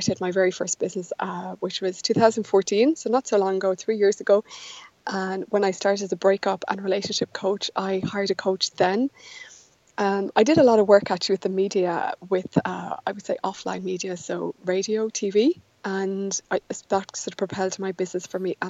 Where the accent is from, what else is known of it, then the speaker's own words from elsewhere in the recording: Ireland; I grew up in Ireland, which is where I still live